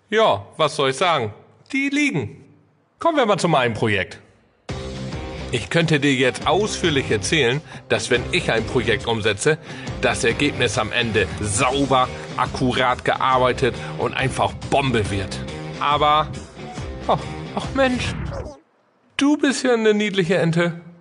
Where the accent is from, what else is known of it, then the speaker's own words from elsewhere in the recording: Oldenburg, Lower Saxony, Germany; Ja, ich komme hier aus dem hohen Norden, aus dem schönen Oldenburg. Oldenburg aus Oldenburg muss man ja immer dazu sagen. Es gibt ja zwei. Ich bin hier aus Oldenburg.